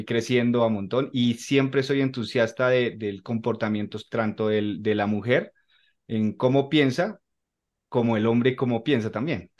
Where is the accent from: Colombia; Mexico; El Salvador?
Colombia; soy colombiano, Actualmente vivo en Bogotá.